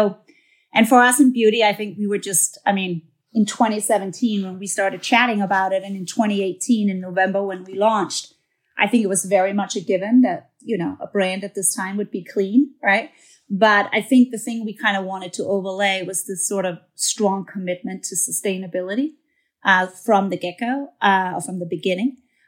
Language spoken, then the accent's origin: English; Denmark; moved away as an adult; now in New York, United States; I'm a Scandinavian girl. I'm from Denmark. And came here to the U.S. and worked for a long time in one of the big beauty companies.